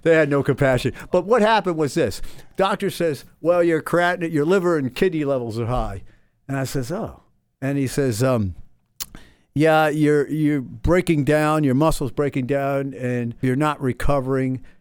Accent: Somers Point, New Jersey, United States; moved away; I'm this kid from Summers Point, New Jersey

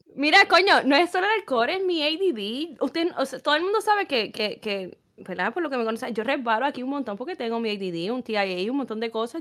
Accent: Puerto Rico; moved away; yo soy puertorriqueña

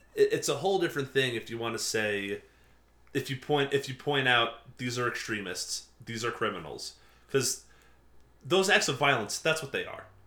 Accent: Port Jefferson, New York, United States; I grew up in Port Jeff.

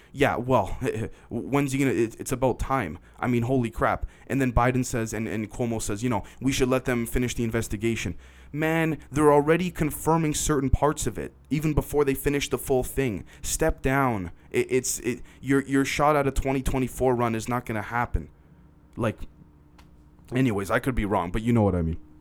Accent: Canada; I'm a Canadian

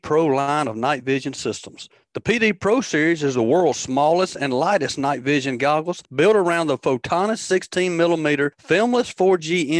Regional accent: Tombigbee River and Black Warrior River, Alabama, United States; born or raised there

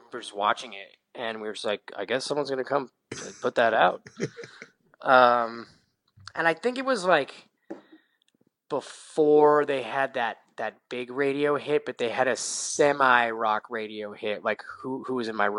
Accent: Seattle, Washington, United States; moved away as an adult; also born or lived in Southern California; I grew up in Seattle, Washington

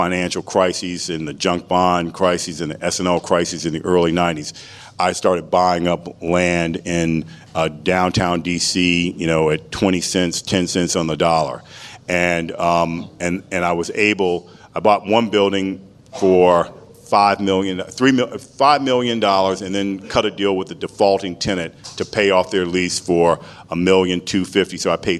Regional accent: Washington, District of Columbia, United States; Washington, D.C. is my hometown. I mean, if I'm going to have home field advantage, it was there. It was a predominantly black city.

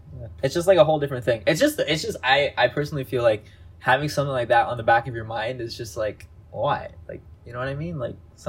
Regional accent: Canada; Obviously, like I grew up here, like I was born in Canada, so. For my parents, they obviously brought culture and tradition from India when they moved here. But for me, like, I was just a Canadian boy, and I was raised like an Indian kid

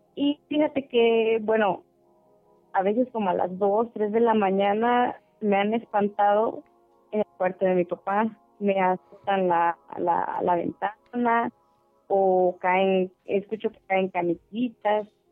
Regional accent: Tuxtla Gutiérrez, Chiapas, Mexico; also born or lived in Soconusco, Chiapas; yo soy de Tuxtla, pero ahorita estoy trabajando aquí casi ya a la frontera con Guatemala.

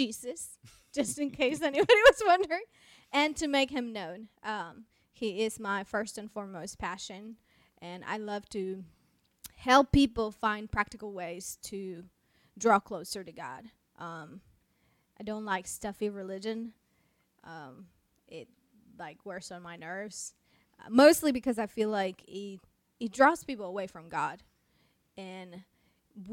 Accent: Mexico; first language Spanish; English is a second language; moved away as an adult; also born or lived in United States; I am originally from Mexico. Born and raised, and I moved to the United States to go to school

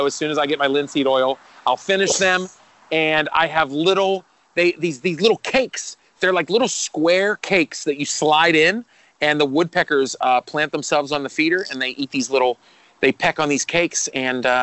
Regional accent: Pittsburgh, Pennsylvania, United States; being from Pittsburgh

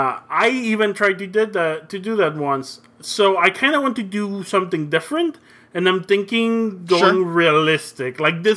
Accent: Brownsville, Texas, United States; also born or lived in Matamoros, Mexico; now in San Antonio, United States; Okay, let's be in one of my hometowns, my hometown of Brownsville, before when I moved to the United States, before I came to San Antonio.

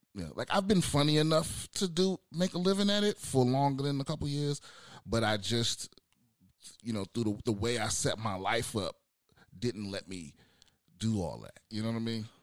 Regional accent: United States; moved away; also born or lived in San Diego; I'm originally from uh, the DMV, D- DC, Maryland, Virginia, that area

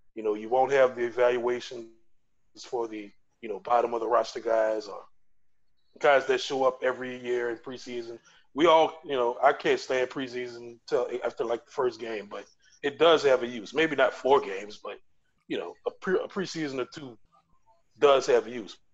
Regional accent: New Orleans, Louisiana, United States; Been living in New Orleans or in the Gulf South all my life

